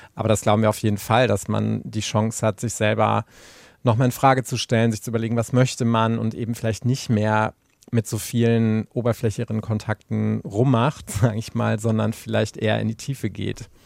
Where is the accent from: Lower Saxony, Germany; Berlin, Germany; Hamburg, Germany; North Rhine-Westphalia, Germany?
North Rhine-Westphalia, Germany; Anröchte; moved away; ich war in der Zeit ähm, viel bei meinen Eltern, meiner alten Heimat